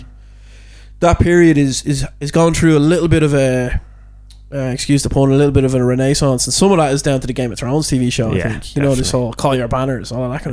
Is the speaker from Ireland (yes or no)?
yes; Ireland; we're Irish